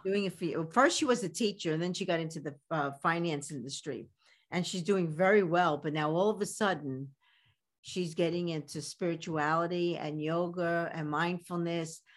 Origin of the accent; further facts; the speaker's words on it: New York City, New York, United States; accent: Brooklyn; my Brooklyn accent